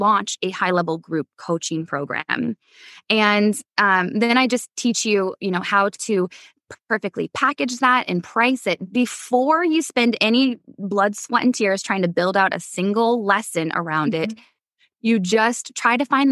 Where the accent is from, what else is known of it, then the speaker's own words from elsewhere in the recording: Midwest, United States; I come from the Midwest